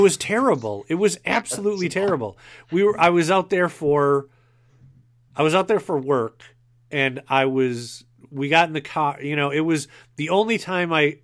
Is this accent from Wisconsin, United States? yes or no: yes; Wisconsin, United States; I'm from Wisconsin.